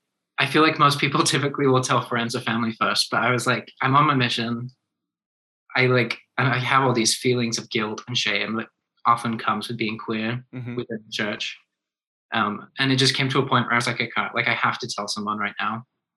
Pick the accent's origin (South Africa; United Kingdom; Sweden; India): United Kingdom; England; born there; now in Utah, United States; I was born in England, and I'm actually very flattered that you noticed, because I feel like less people notice as I live in Utah longer and longer.